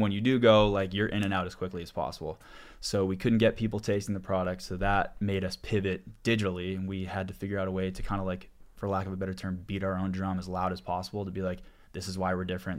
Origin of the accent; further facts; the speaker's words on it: Boston, Massachusetts, United States; moved away as an adult; also born or lived in New Orleans; one of my co-founders I grew up with back in Boston